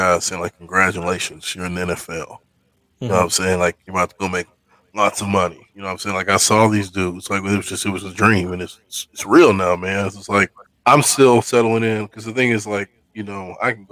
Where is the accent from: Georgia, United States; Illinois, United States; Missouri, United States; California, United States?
Missouri, United States; I'm from Missouri